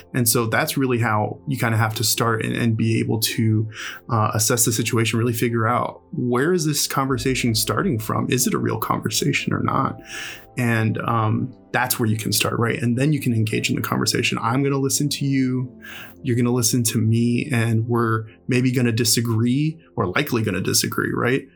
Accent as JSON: {"language": "English", "town": "Houston", "region": "Texas", "country": "United States", "tie": "born or raised there", "also_born_or_lived": "upstate New York / Ohio", "lives_now": "Austin, United States", "said": "I'm originally from Houston, Texas, and uh, you know I grew up, born and raised there, and uh, my family immigrated from Mexico"}